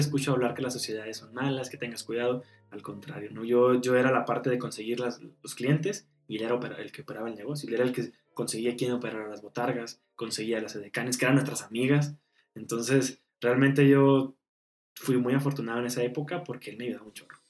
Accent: Canatlán, Durango, Mexico; now in Durango, Mexico; soy de Canatlán, Canatlán Durango. Allá viví 18 años, criado orgullosamente de abuela.

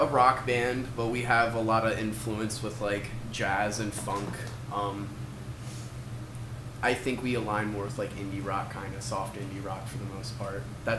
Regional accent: Richmond, Virginia, United States; We were all born and raised in Richmond, right outside, you know. Mm-hmm. We're just from this area.

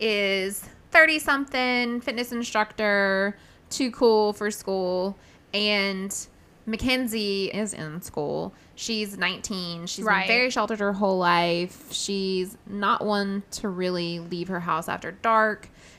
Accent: the South, United States; I'm from the South

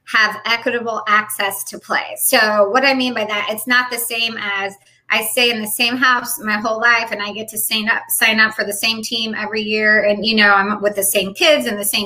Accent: Illinois, United States; moved away as an adult; also born or lived in California / Japan / Hawaii; now in Jacksonville, North Carolina, United States; my hometown in Illinois

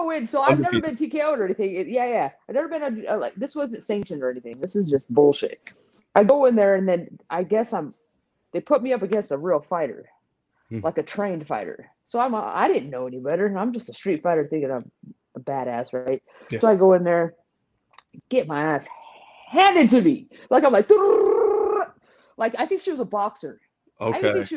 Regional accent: Modesto, California, United States; also born or lived in San Jose; I'm from Modesto in San Jose

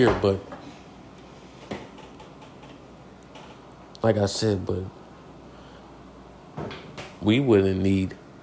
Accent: United States; I'm American

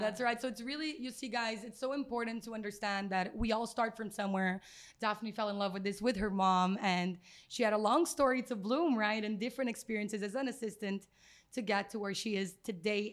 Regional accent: Brazil; moved away; We're both from Brazil.

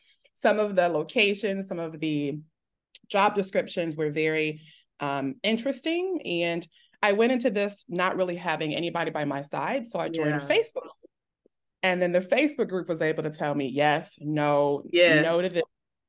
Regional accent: Texas, United States; also born or lived in Detroit, United States / Germany / North Carolina, United States; I was born in Detroit, moved to Germany right after I was born, moved to North Carolina. And then I call myself a Texas native because

